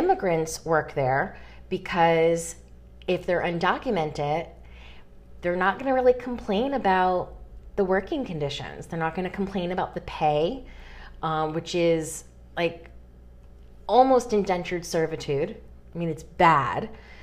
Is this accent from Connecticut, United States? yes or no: yes; Connecticut, United States; now in North Carolina, United States; I'm from New England, specifically Connecticut